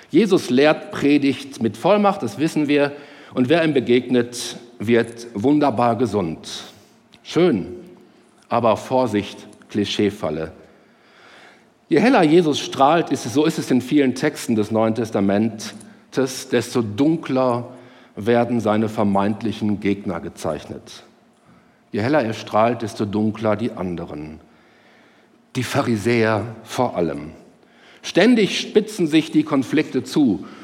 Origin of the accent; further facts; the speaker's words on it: Herne, North Rhine-Westphalia, Germany; heute heißt der Rudi Zerne aus Herne, meiner Heimatstadt, der die Sendung moderiert.